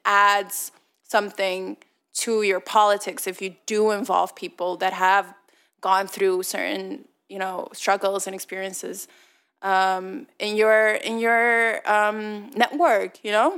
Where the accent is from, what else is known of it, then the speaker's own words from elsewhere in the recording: Leuven, Flanders, Belgium; English is a second language; I grew up in Leuven, but I didn't grow up particularly rich